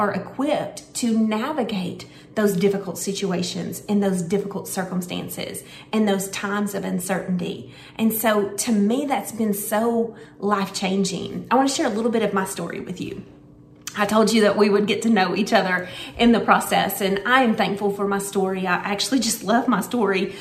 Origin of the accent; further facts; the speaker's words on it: Searcy, Arkansas, United States; I was born in Searcy, Arkansas